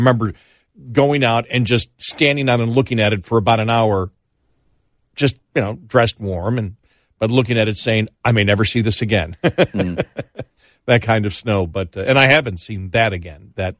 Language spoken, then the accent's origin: English; Buffalo, New York, United States; moved away; I grew up in Buffalo.